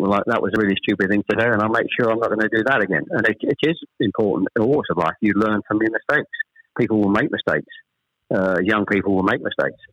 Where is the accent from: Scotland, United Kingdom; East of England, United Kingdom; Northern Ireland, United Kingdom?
East of England, United Kingdom; Chelmsford; also born or lived in Ashton-under-Lyne / Manchester; We actually moved south to Chelmsford when I was